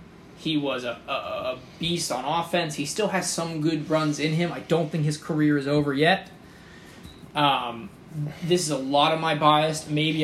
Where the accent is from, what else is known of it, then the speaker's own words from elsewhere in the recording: Pittsburgh, Pennsylvania, United States; I'm from Pittsburgh.